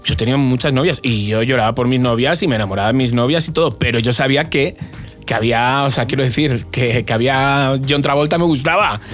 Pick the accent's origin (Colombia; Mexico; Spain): Spain; Alcobendas, Community of Madrid; moved away; de Alcobendas también, de mi pueblo